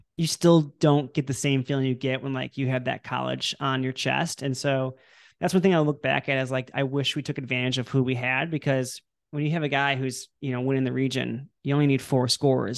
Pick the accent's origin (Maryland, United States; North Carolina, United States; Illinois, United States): Illinois, United States; I'm from Illinois